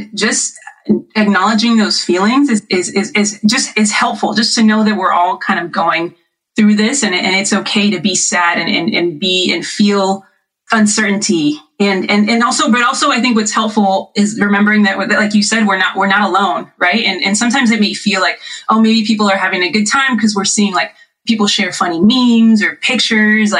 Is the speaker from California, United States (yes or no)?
yes; Riverside, California, United States; we're actually all staying together in our house that I grew up in Riverside in the IE